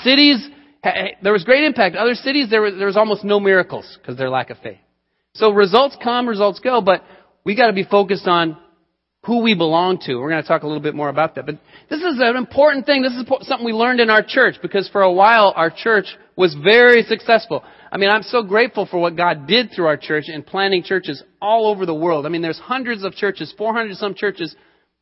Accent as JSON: {"language": "English", "region": "Colorado", "country": "United States", "tie": "born or raised there", "moved": "yes", "said": "I grew up in Colorado and lived in Colorado for many years"}